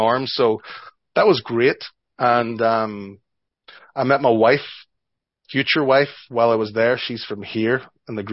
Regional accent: Strabane, Northern Ireland, United Kingdom; moved away as an adult; also born or lived in Japan / Belfast; now in Canada; my hometown of Strabane

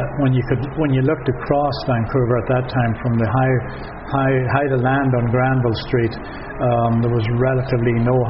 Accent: Forkhill, Northern Ireland, United Kingdom; moved away as an adult; now in Nelson, Canada; I was born and raised in Fork Hill in South Armagh.

